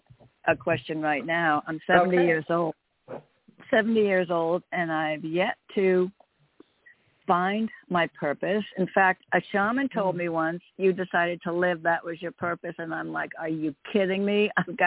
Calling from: Connecticut, United States; Sorry, from Connecticut.

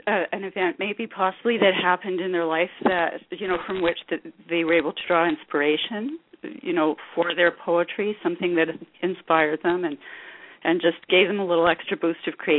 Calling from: Kelowna, British Columbia, Canada; I'm calling from Kelowna, B.C. in Canada

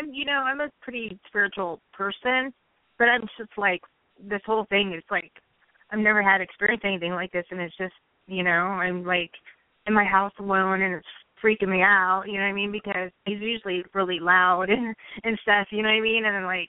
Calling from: Hawaii, United States; I'm calling from Hawaii.

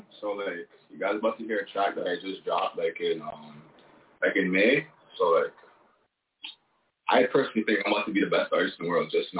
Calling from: Toronto, Ontario, Canada; I'm calling from Toronto.

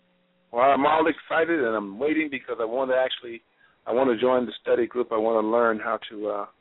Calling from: Reynoldsburg, Ohio, United States; I'm calling from Ohio, Reynoldsburg, Ohio.

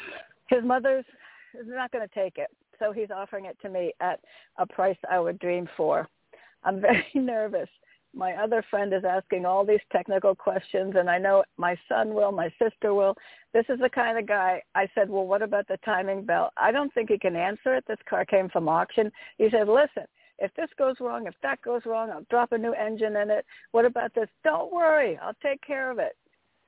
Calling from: Connecticut, United States; Toni, it's … from Connecticut.

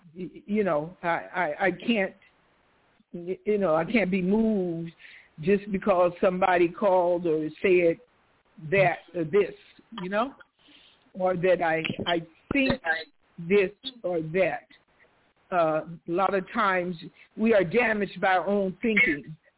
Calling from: Stockton, California, United States; Stockton, California.

